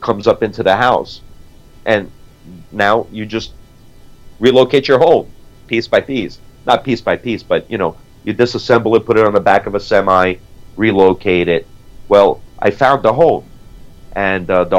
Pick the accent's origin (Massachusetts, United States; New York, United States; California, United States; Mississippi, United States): New York, United States; New York City; moved away; also born or lived in South Florida; growing up in New York City and living in South Florida